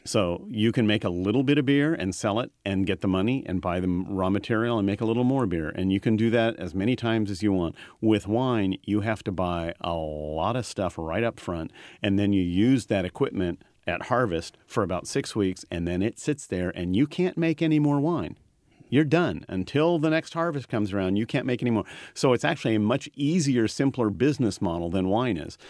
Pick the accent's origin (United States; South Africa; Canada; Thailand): United States; California; growing up in California